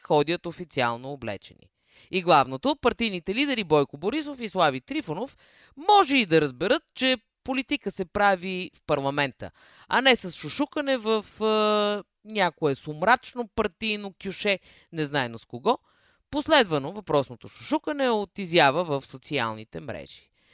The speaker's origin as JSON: {"language": "Bulgarian", "town": "Sofia", "region": "Sofia City", "country": "Bulgaria", "tie": "born or raised there", "said": "Аз съм роден на пъпа на София и детството ми е минало на НДК"}